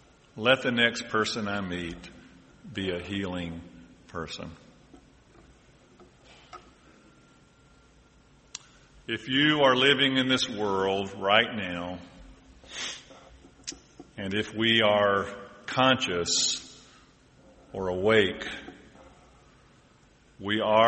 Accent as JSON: {"language": "English", "region": "Deep South", "country": "United States", "said": "And I'm from the Deep South, although they tell me I'm losing my accent."}